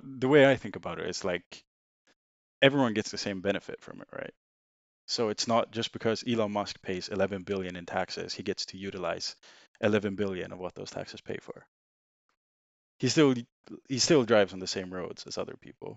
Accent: Sweden; English is a second language; moved away as an adult; now in United Kingdom; I'm originally from Sweden. uh, moved to the U K in twenty seventeen, uh, to do university here

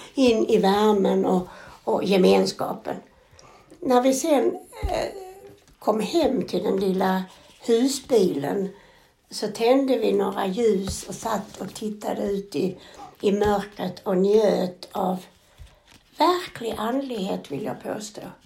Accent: Sweden; vi kommer ifrån Sverige

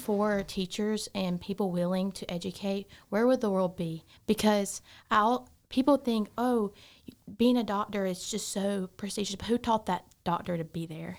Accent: Gaffney, South Carolina, United States; I am from Gaffney, South Carolina, um, not too far from here

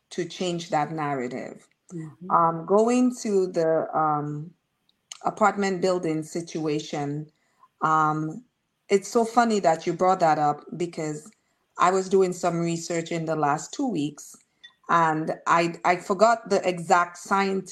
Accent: Marigot, Saint Andrew Parish, Dominica; also born or lived in Roseau, Dominica; I grew up, Marigot had one housing scheme. My mom had a house in it.

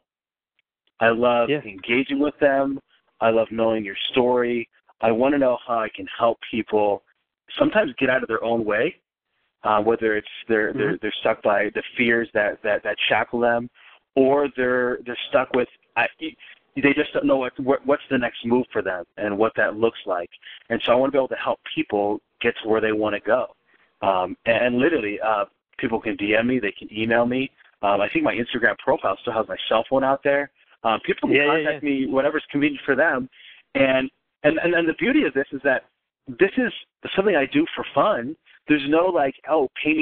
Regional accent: Wisconsin, United States

